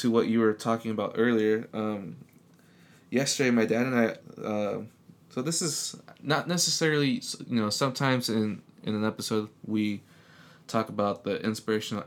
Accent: San Diego, California, United States; moved away as an adult; now in Kansas City, United States; me growing up in San Diego

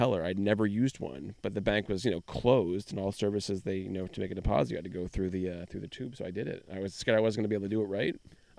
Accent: Boston, Massachusetts, United States; growing up in Boston

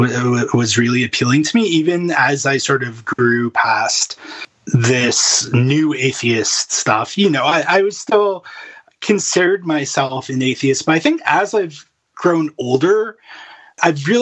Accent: Thornhill, Ontario, Canada; also born or lived in Medicine Hat / Edmonton; now in Alberta, Canada; I'm from Thornhill

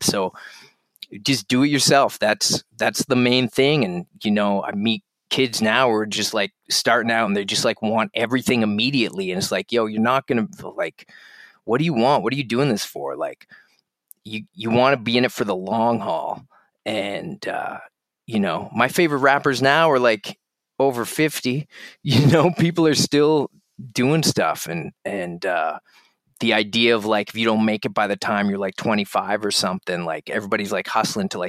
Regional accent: Halifax, Nova Scotia, Canada; I grew up in Halifax in the east coast of Canada.

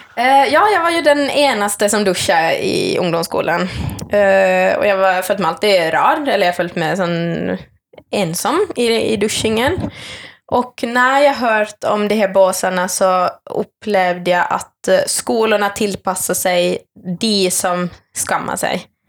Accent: Finland; accent: Finland Swedish; moved away; also born or lived in Norway; jag kommer från Finland eh, opprinnelig, men jag snakker svensk. Eh, jag är finlandssvensk

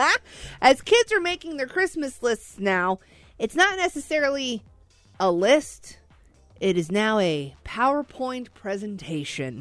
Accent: Joplin, Missouri, United States; I'm from Joplin, Missouri

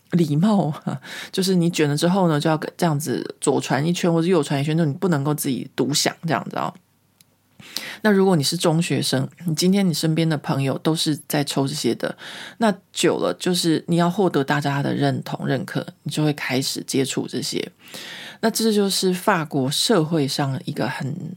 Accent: Taiwan; moved away as an adult; now in France; 我不再觉得我是中国人，我觉得我是台湾人

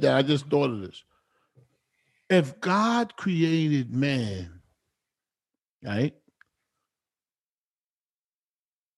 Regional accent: New Jersey, United States; I'm from Jersey.

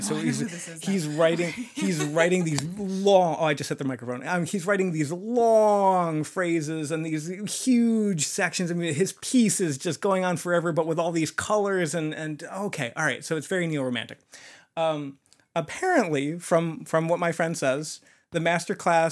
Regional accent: New York, United States; I'm a New Yorker

